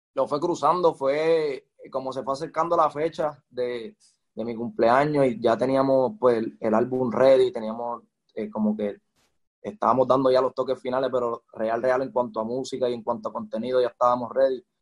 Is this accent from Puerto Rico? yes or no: yes; Carolina, Puerto Rico; yo soy de Carolina, nacido y criado